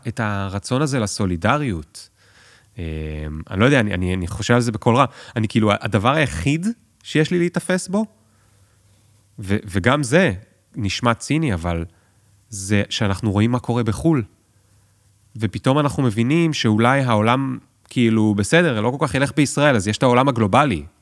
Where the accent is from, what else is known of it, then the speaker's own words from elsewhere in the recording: Tel Aviv, Tel Aviv District, Israel; אני תל אביבי